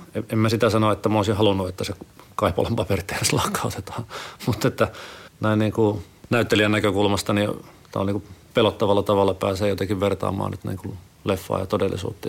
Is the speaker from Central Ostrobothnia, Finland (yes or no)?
no; Sonkajärvi, North Savo, Finland; moved away; mä oon kotoisin siis Sonkerven kunnasta Sukevan kylältä.